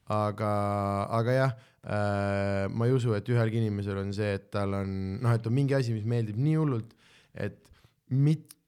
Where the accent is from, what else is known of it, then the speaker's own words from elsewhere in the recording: Southern Estonia, Estonia; miks te olete kõik Tallinn nagu täpselt samad inimesed minu kui Lõuna-Eesti inimesi